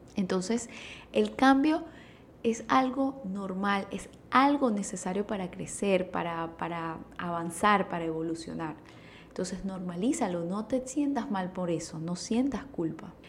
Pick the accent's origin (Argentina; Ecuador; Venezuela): Venezuela; utilizo esos términos venezolanos